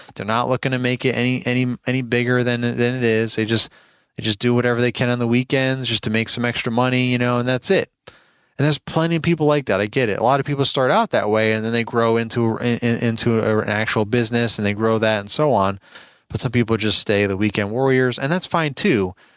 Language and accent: English; New York, United States; moved away as an adult; now in Virginia, United States; I'm originally from New York, born and raised, uh, moved to Virginia a while back, probably what, fifteen years ago maybe now